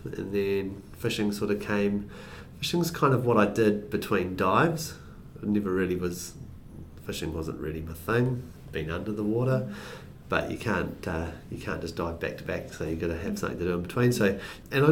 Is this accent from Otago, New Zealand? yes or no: no; Te Kowhai, Waikato, New Zealand; now in Raglan, New Zealand; I grew up in Tekowhai